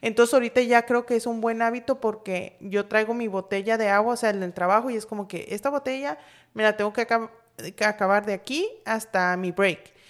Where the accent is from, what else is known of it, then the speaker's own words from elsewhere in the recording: Los Mochis, Sinaloa, Mexico; moved away as an adult; yo me vine de, de, Sinaloa, pero yo soy de Los Mochis